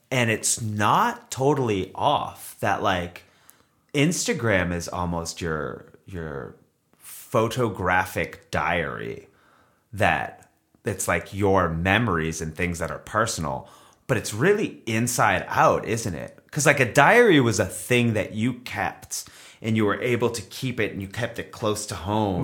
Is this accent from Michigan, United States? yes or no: no; Beverly, Massachusetts, United States; moved away as an adult; also born or lived in Revere, Massachusetts; now in Los Angeles, United States; I was born in Beverly, Massachusetts.